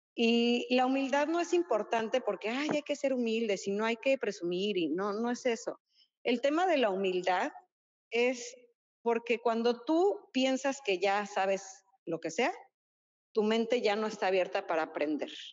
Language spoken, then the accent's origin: Spanish; Mexico City, Mexico; now in Cancún, Mexico; que somos este, chilangos de corazón